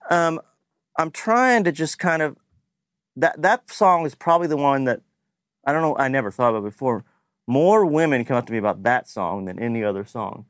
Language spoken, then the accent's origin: English; Lexington, Kentucky, United States; born or raised there; moved away as an adult; now in Nashville, United States